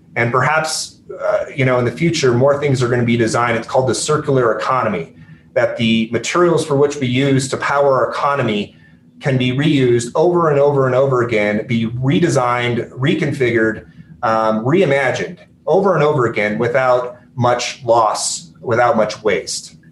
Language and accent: English; Aurora, Colorado, United States; also born or lived in Grand Junction, Colorado / Belgium / Iraq; I grew up there the first ten years of my life